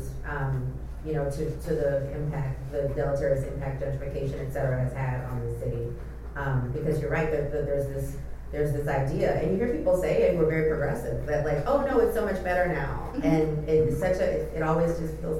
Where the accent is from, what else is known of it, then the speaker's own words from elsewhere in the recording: New Orleans, Louisiana, United States; now in Oakland, United States; I'm from New Orleans, but I've lived in the Bay Area for many years now